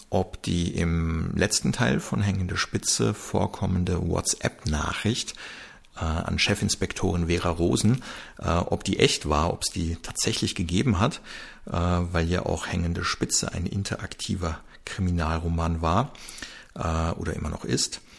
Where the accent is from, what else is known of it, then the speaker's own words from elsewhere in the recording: Germany; born there; dass man sich im Österreich-Urlaub zwar als gebürtiger Deutscher, der, äh, dass man sich da halt verständlich machen kann